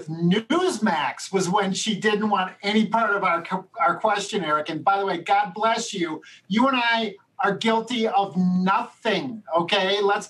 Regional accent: Chicago, Illinois, United States; born and raised on the south side of Chicago

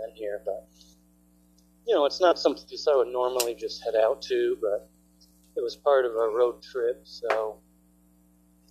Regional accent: New York, United States; I was born in New York.

